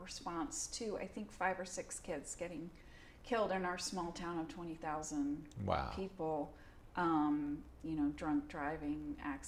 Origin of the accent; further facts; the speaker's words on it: Darien, Connecticut, United States; also born or lived in Oceanside, New York / New York City / England; my hometown, which is Darien, Connecticut, which is where I moved when I was three, was very like a corporate town